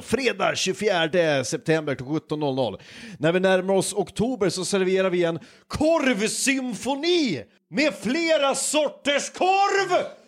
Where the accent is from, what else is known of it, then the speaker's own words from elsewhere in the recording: Hudiksvall, Gävleborg County, Sweden; now in West coast, Sweden; min hemstad, Hudiksvall